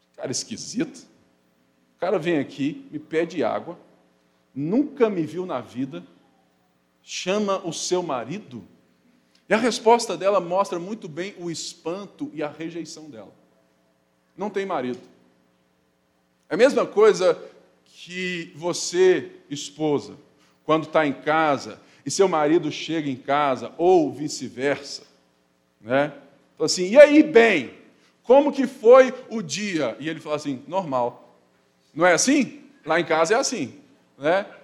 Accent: Brazil; nós somos brasileiros, mestiços

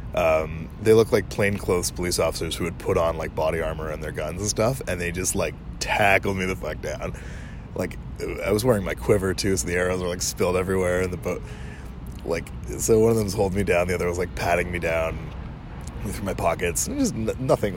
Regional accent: Canada; I'm a Canadian, a proud Canadian at that.

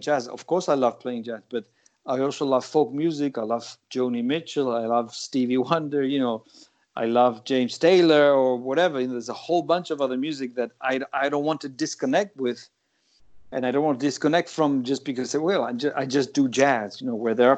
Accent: Gibraltar; also born or lived in New York; now in United States; growing up in Gibraltar

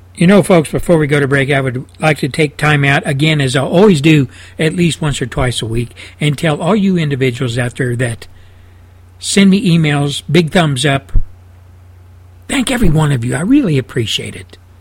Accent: Texas, United States; my home state of Texas

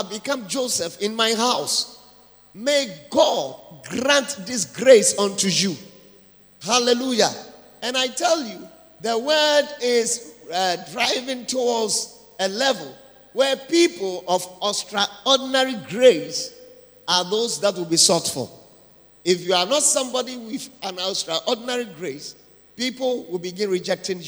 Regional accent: Ada, Greater Accra, Ghana; I'm coming from Ada, and with a song also that we have there

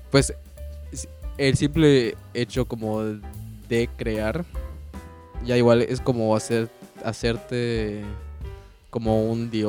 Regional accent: Mexico; Y en el contexto como mexicano o, local, también veo que hay muchos artistas

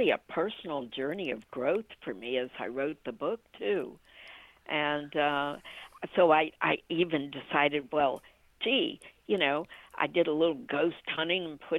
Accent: Washington, District of Columbia, United States; born there; also born or lived in Ohio / Orlando; now in DeLand, United States; I was born {S1} in Washington D.C. {S0} and okay. uh, {S1} lived in Ohio, and then from Ohio I came to Orlando. {S0} Okay. {S1} And now I'm in DeLand.

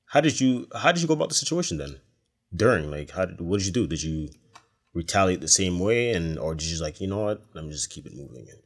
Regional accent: Brampton, Ontario, Canada; from Brampton. From the suburbs.

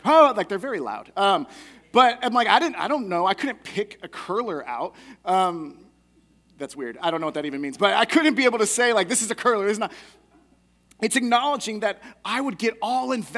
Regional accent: United States; I get to cheer on as an American who loves being able to support our athletes

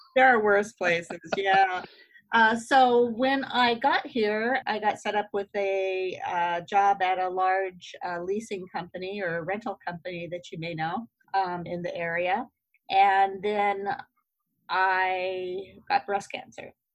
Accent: Idaho, United States; moved away; I was from Idaho. So uh, River Vista is the little town I grew up

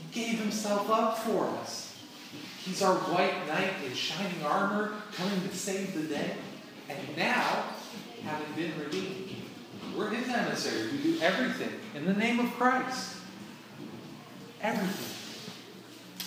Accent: Canada; moved away; I'm from Canada

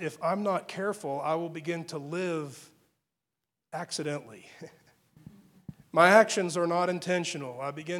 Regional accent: Texas panhandle, United States; I grew up in the Texas panhandle

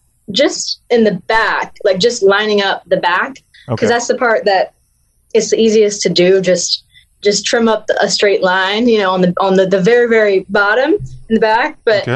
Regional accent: the South, United States; accent: Southern; now in Los Angeles, United States; I'm very Southern. my accent might not be as strong as it used to, because when I moved to Los Angeles, I took dialects training to get rid of my accent.

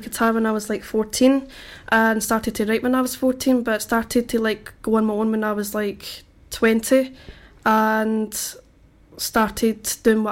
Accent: Coatbridge, Scotland, United Kingdom; moved away; I'm from Coatbridge, Scotland, in between Glasgow and Edinburgh.

